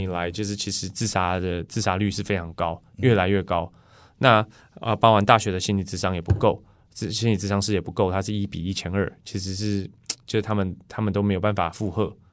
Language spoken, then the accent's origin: Chinese; Taichung, Taiwan; 我们台中人